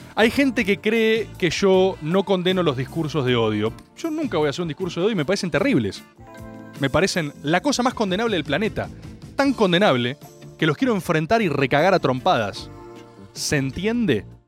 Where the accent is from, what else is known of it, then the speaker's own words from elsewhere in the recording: Buenos Aires, Argentina; accent: porteño; nací en Buenos Aires. Sí, soy porteño